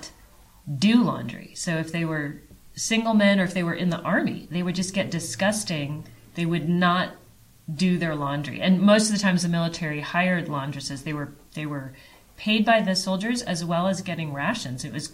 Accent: United States; as an American

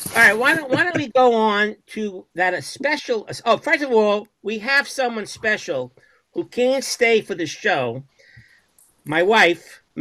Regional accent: Brooklyn, New York, United States; I'm from Brooklyn.

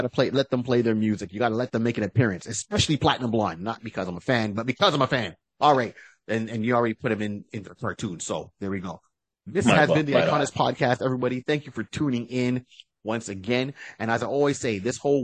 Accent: Canada

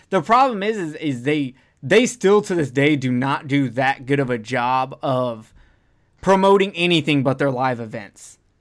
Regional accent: Alabama, United States; I'm from Alabama

